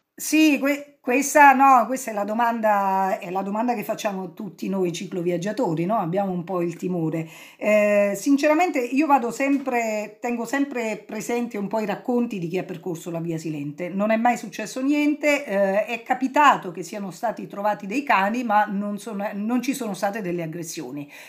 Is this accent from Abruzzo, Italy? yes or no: no; Cilento, Campania, Italy